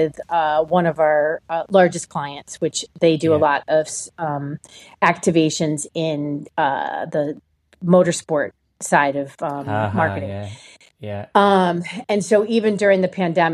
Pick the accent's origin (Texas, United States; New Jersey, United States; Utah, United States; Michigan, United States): New Jersey, United States; moved away as an adult; also born or lived in New York; now in Austin, United States; I grew up on the East Coast in New Jersey.